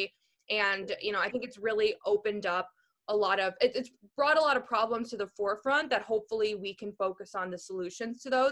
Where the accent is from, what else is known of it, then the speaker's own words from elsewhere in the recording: Minnesota, United States; moved away; also born or lived in East Texas; I grew up in Minnesota